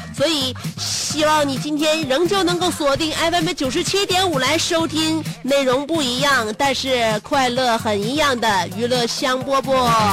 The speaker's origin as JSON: {"language": "Chinese", "region": "Northeast China", "country": "China", "said": "真是让我们东北人就是没有办法选择。"}